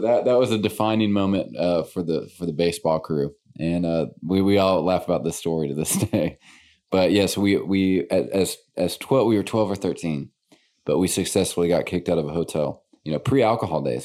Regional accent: Little Rock, Arkansas, United States; born and raised in Little Rock.

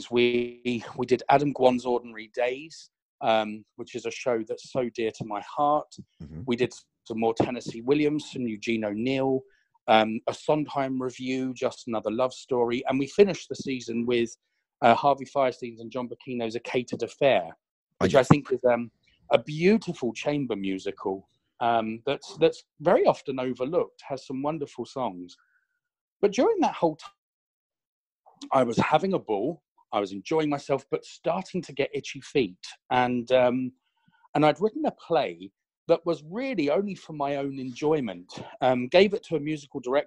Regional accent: London, United Kingdom; As a Londoner

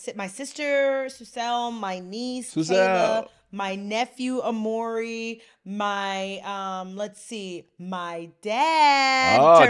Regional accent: New Haven, Connecticut, United States; So I'm also from New Haven. I went to Whippercross High School, graduated class of 92 with my brother over here

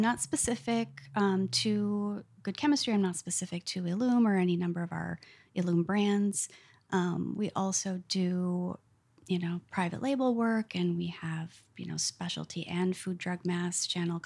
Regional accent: North Woods, United States; I grew up in the North Woods and was outside all the time

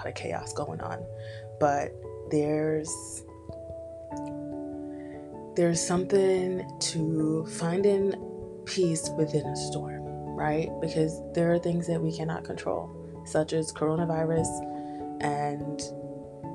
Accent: Jamaica; being Caribbean, being Jamaican

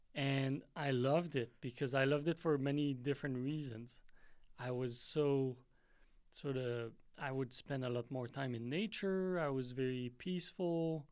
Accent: Quebec, Canada; growing up in Canada

